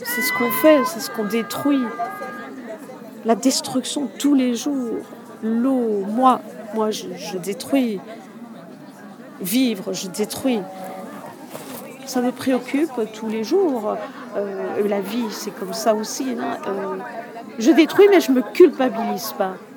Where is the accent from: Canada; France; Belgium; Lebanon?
Belgium; De Belgique